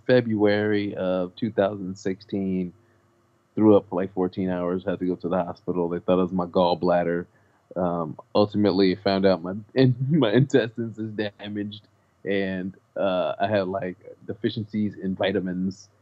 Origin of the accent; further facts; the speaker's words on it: Los Angeles, California, United States; I grew up on McDonald's. I'm from South Central Los Angeles.